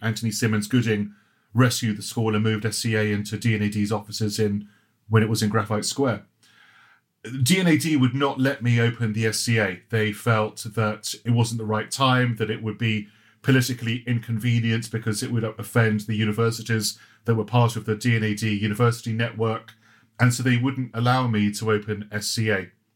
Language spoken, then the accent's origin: English; Croydon, London, United Kingdom; also born or lived in Johannesburg; I grew up in Croydon